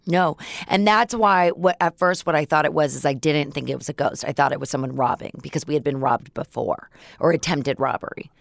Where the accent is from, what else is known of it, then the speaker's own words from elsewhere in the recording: Los Angeles, California, United States; also born or lived in San Francisco Bay Area; I grew up on Laurel Canyon in Mulholland